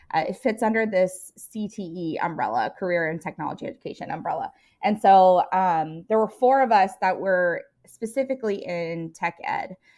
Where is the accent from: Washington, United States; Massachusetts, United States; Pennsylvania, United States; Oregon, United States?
Washington, United States; Seattle, Tacoma area; moved away as an adult; also born or lived in Colorado; I am, uh, from all over. Uh, I grew up most of my life in Washington State, um, in the Seattle, Tacoma area